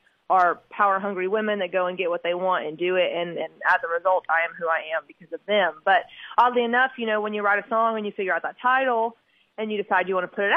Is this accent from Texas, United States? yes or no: no; Oklahoma, United States; moved away as an adult; now in Nashville, United States; I'm an Oklahoma girl